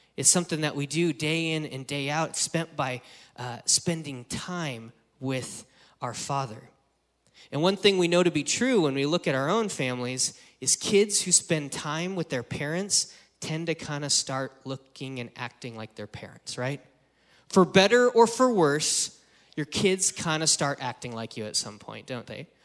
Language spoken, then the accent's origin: English; Wyoming, United States; now in San Francisco Bay Area, United States; I grew up in Wyoming